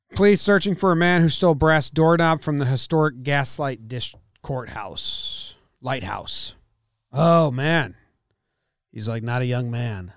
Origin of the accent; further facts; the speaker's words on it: Monmouth County, New Jersey, United States; where I grew up in Monmouth County.